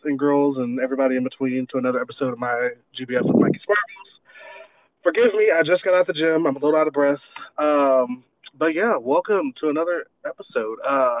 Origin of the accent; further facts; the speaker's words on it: Brandon, Florida, United States; I lived in Brandon, Florida. So basically Tampa. So I would just be like, oh, where? I'm like, oh, I'm from Brandon. Like, where? I'm like, it's Tampa.